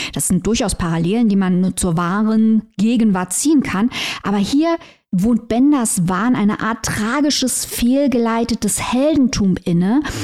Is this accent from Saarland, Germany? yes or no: yes; Saarland, Germany; als Saarländerin